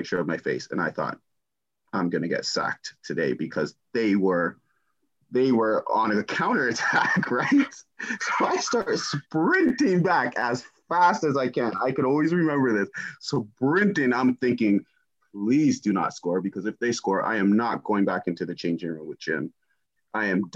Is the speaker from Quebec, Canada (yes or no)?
no; Toronto, Ontario, Canada; born or raised there; moved away as an adult; also born or lived in Germany / Ipswich, England